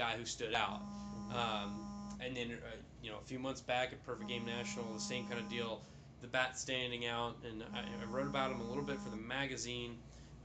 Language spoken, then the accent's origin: English; Northeast, United States; I'm from the Northeast